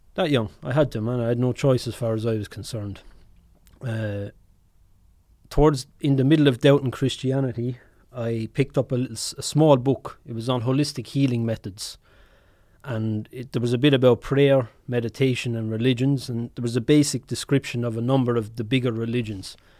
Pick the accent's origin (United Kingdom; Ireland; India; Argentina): Ireland; obviously I'm Irish